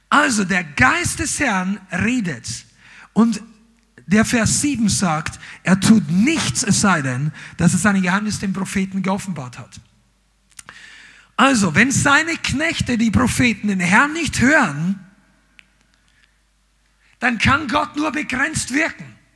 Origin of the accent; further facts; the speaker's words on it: Amberg, Bavaria, Germany; also wir sind in, in Amberg aufgewachsen, das war in der Oberpfalz und in Nürnberg gab es damals einen schönen Zoo.